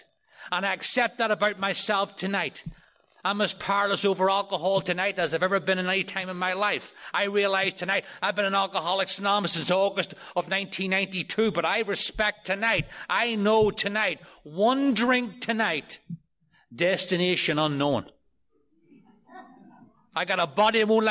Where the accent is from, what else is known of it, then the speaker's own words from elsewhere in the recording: outside Belfast, Northern Ireland, United Kingdom; moved away as an adult; now in New York City, United States; I grew up outside of Belfast in Northern Ireland